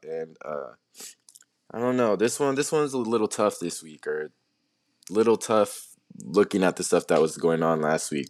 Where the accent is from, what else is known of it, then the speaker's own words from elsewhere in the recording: Tucson, Arizona, United States; I was born in Tucson